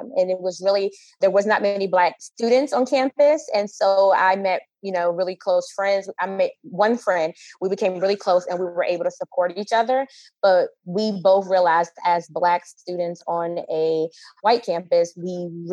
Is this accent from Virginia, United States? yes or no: yes; Virginia, United States; I grew up in a rural area in Virginia